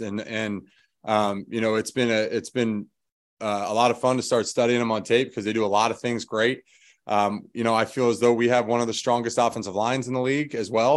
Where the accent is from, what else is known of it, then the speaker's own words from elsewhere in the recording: Philadelphia, Pennsylvania, United States; moved away as an adult; being from Philadelphia